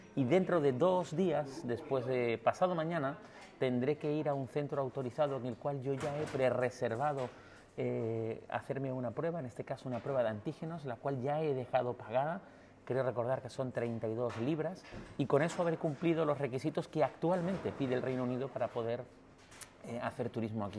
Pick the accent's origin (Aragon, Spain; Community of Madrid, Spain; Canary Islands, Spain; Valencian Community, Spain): Canary Islands, Spain; como decimos en Canarias